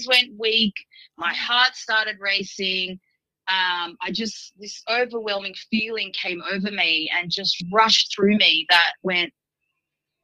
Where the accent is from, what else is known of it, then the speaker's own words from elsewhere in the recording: Sydney, New South Wales, Australia; My nationality is Armenian. And so I was born and raised in Sydney. But I was raised as speaking the language, speaking Armenian